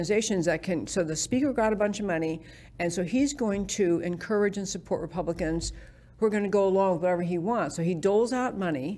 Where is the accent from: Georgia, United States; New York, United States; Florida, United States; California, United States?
New York, United States; now in Texas, United States; I grew up in New York